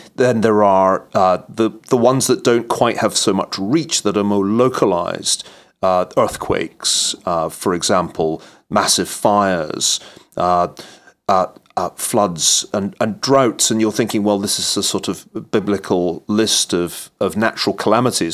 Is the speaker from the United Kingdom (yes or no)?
yes; Scot, Scotland, United Kingdom; as a Scot, like Norman Stone, I was just better trained at maths than my English counterparts